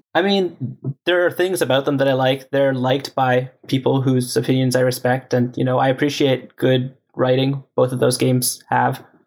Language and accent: English; Canada; moved away as an adult; now in California, United States; growing up in Canada